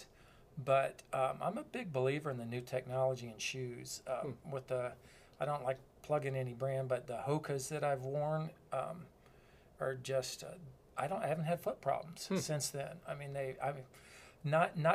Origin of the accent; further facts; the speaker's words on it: Florida, United States; I'm from Florida